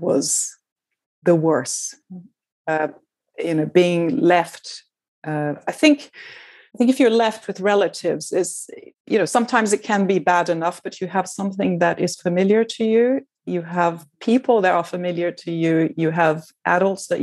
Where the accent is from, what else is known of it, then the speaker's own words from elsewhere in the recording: Brazil; first language Portuguese; English is a second language; moved away; I was from Brazil, and my mother tongue is Portuguese